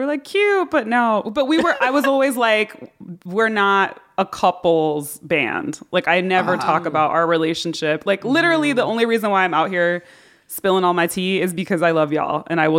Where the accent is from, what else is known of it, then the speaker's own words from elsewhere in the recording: Hartford, Connecticut, United States; born there; I was born in Hartford